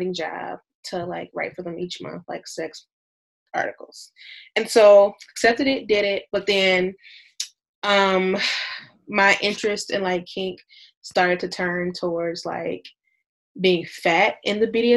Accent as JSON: {"language": "English", "town": "Detroit", "region": "Michigan", "country": "United States", "said": "I'm from Detroit"}